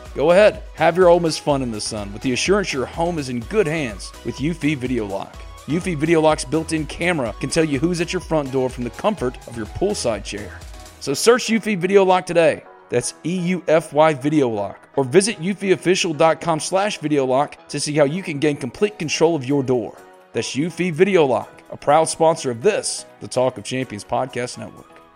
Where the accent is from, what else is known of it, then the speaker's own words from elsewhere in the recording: Mississippi, United States; I was born and raised in Mississippi.